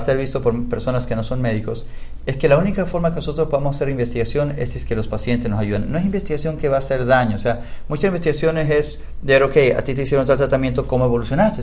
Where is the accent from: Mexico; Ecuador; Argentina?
Ecuador; moved away; como eh, ecuatoriano